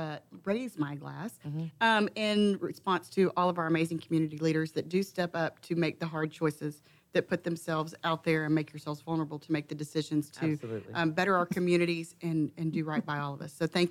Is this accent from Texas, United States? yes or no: yes; Montgomery County, Texas, United States; I was born and raised in Montgomery County